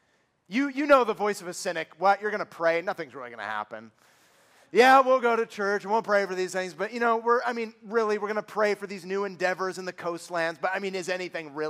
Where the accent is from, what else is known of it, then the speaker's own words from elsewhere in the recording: San Francisco Bay Area, California, United States; born and raised in the San Francisco Bay Area, which breeds cynics